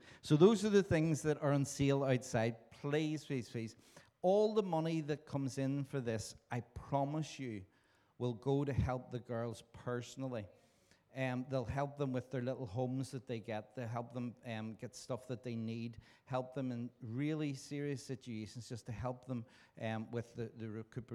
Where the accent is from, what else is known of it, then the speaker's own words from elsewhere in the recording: Belfast, Northern Ireland, United Kingdom; I was born in Belfast in Northern Ireland.